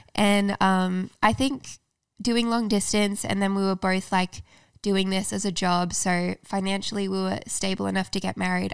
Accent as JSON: {"language": "English", "country": "Australia", "moved": "as an adult", "lives_now": "United States", "said": "I'm from Australia"}